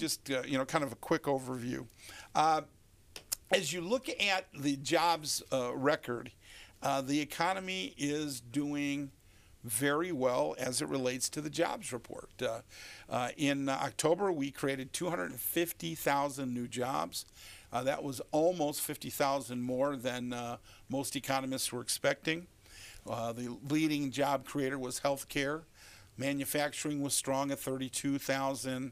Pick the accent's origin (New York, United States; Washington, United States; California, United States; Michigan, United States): Michigan, United States; Detroit; born or raised there